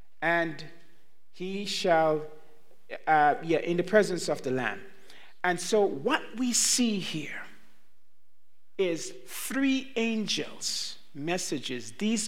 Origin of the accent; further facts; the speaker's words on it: Jamaica; born there; I was not born in the United States. Neither was I born in Canada. I was born in Jamaica.